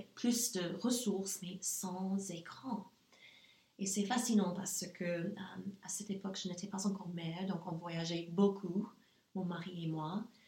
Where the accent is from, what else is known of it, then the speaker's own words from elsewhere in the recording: Nashville, Tennessee, United States; French is a second language; moved away as an adult; also born or lived in Germany; now in Luxembourg; je suis née aux États-Unis. Mon enfance a, eu lieu aux États-Unis. Euh, je viens du Sud, en fait, et ça, c'est assez spécial, on peut dire. Je viens de Nashville, Tennessee, et j'en suis très fière.